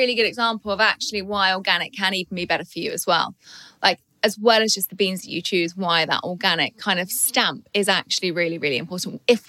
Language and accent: English; United Kingdom; because I'm British, I love my tea.